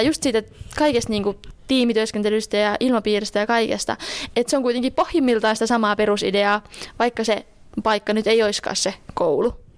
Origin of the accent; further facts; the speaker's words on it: Juankoski, North Savo, Finland; moved away; also born or lived in Joensuu; olen itse kotoisin Juankoskelta